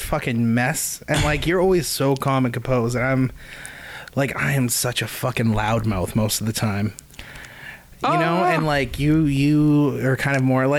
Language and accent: English; Dawson Creek, British Columbia, Canada; I'm from Dawson Creek. I'm a musician. I've been a musician since I was 13. I'm 26.